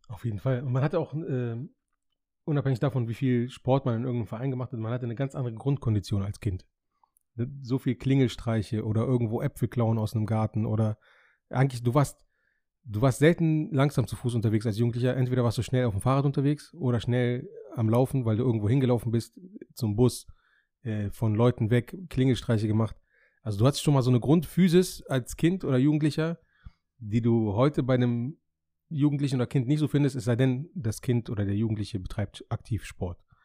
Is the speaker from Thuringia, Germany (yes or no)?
no; Hameln, Lower Saxony, Germany; ich bin in Hameln geboren und aufgewachsen